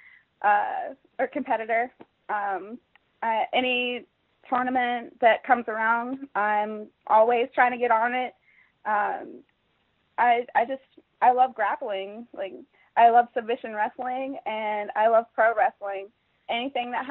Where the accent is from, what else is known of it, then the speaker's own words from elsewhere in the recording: Jacksonville, Florida, United States; Originally, I'm from Jacksonville, Florida